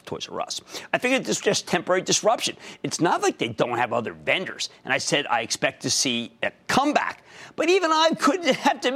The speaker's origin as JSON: {"language": "English", "region": "New Jersey", "country": "United States", "said": "my home state of New Jersey."}